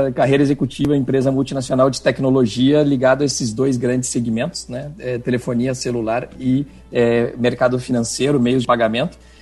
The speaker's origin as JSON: {"language": "Portuguese", "region": "Rio Grande do Sul", "country": "Brazil", "moved": "as an adult", "lives_now": "Chile", "said": "eu aterrissei no Chile como um bom gaúcho de mala e cuia"}